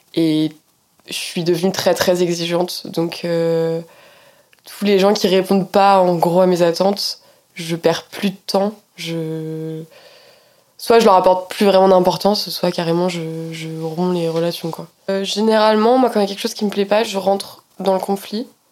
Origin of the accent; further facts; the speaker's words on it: Poissy, Île-de-France, France; moi j'ai grandi en Île-de-France, à Poissy